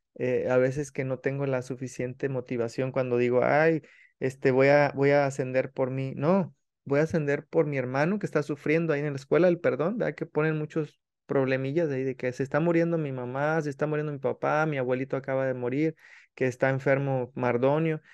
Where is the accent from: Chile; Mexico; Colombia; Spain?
Mexico; yo sabe que soy mexicano